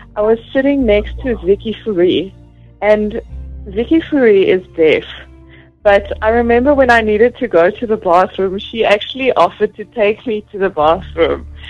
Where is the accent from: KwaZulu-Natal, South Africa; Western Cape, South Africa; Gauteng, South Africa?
Gauteng, South Africa; Vereeniging; now in Johannesburg, South Africa; I was born in Gauteng in uh, Vereniging. It's along the Vaal River, and that's where I was brought up.